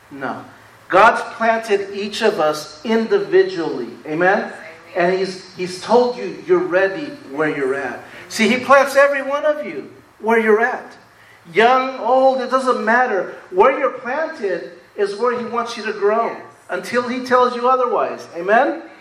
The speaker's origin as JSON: {"language": "English", "town": "Rutherford", "region": "California", "country": "United States", "tie": "born or raised there", "said": "And this was great growing up in Rutherford because we had country out there."}